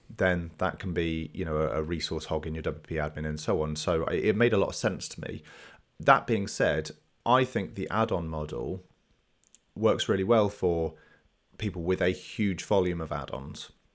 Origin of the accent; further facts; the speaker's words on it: England, United Kingdom; being English